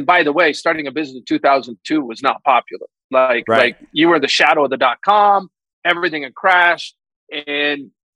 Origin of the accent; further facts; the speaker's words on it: Utah, United States; I grew up in Utah